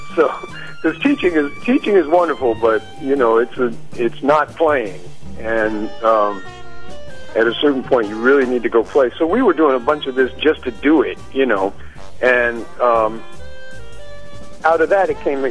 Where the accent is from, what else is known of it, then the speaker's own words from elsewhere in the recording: Chicago, Illinois, United States; also born or lived in New York City / Long Island; now in Stony Brook, United States; I was born in '52, and I grew up in Chicago in Hyde Park, which is the community on the south side where the University of Chicago is.